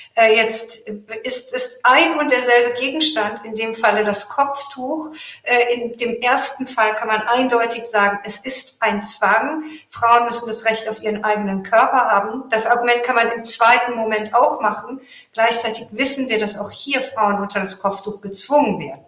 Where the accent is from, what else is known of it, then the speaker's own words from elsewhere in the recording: Iran; moved away; ich bin Iranerin